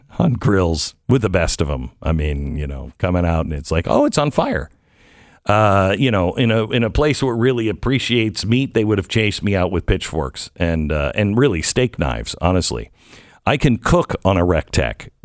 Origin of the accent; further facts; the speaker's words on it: United States; I'm American